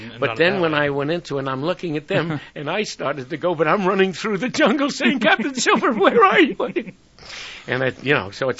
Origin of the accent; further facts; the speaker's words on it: New York City, New York, United States; moved away; I'm from Brooklyn, New York.